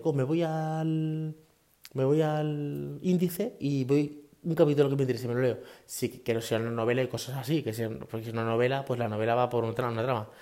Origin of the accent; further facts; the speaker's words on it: Leganés, Community of Madrid, Spain; moved away as an adult; also born or lived in Fuenlabrada / Guadalupe, Cáceres; now in Talavera de la Reina, Spain; salimos de Leganés hasta Guadalupe, Cáceres, que es nuestro pueblo